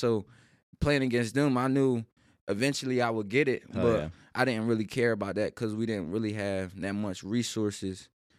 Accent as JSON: {"language": "English", "town": "Millville", "region": "New Jersey", "country": "United States", "tie": "born or raised there", "moved": "as an adult", "lives_now": "Syracuse, United States", "said": "I'm from Millville, New Jersey. It's like a little town in Jersey."}